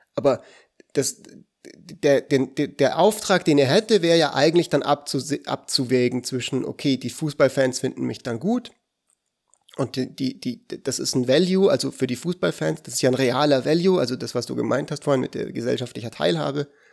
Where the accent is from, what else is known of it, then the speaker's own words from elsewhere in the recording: Switzerland; Aber ich bin ja Schweizer